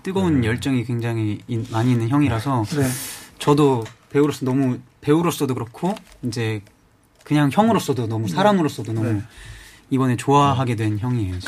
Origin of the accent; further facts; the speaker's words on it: Gyeongsan, North Gyeongsang, South Korea; 제가 그 시, 시골 경산 출신이어가지고